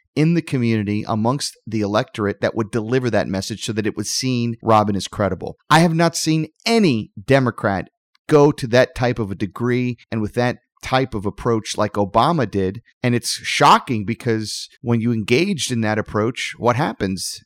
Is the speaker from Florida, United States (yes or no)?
yes; Florida, United States; my home state of Florida